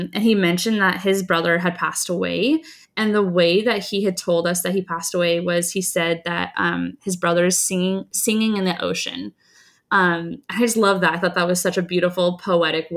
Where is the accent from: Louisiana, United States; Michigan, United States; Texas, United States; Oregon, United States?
Oregon, United States; Tillamook; Tillamook, Oregon, which is where I live in Tillamook County